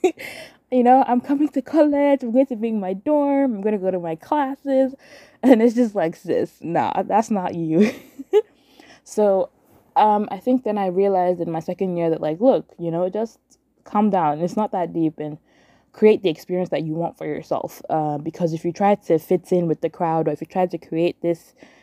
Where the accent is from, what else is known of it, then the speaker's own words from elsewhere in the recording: Nigeria; moved away; Growing up in Nigeria